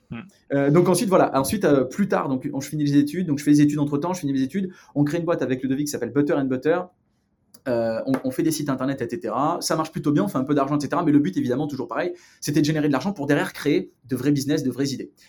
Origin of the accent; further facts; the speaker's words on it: Provence-Alpes-Côte d'Azur, France; moved away as an adult; now in Los Angeles, United States; je viens du sud de la France, une petite ville euh, qui s'appelle carillon qui est pas très loin de, entre Marseille et Aix-en-Provence.